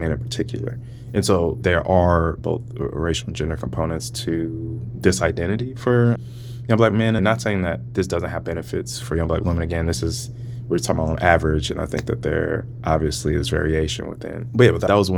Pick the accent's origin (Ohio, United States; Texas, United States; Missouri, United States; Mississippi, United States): Missouri, United States; St. Louis; moved away as an adult; also born or lived in California; now in Virginia, United States; growing up in St. Louis, was like, I was in majority Black spaces